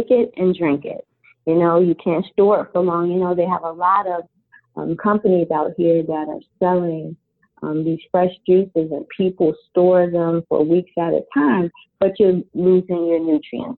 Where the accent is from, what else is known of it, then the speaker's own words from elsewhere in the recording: New Jersey, United States; moved away as an adult; now in Baltimore, United States; I've lived here for about a little over 20 years, but I'm actually from New Jersey